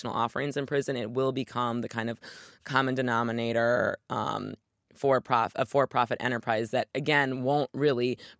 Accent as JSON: {"language": "English", "region": "Michigan", "country": "United States", "tie": "born or raised there", "said": "my home state of Michigan"}